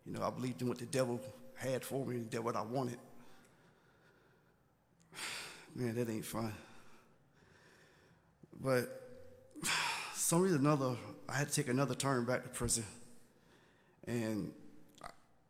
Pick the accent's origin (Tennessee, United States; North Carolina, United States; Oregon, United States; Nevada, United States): North Carolina, United States; Brattleboro; also born or lived in New York; I'm from New York, but I was raised up in a small town called Brattleboro in North Carolina.